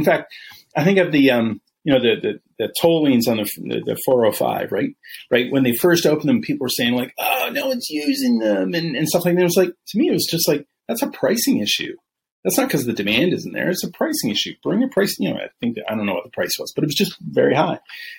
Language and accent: English; Northwest, United States; now in Texas, United States; I'm from the Northwest originally, right?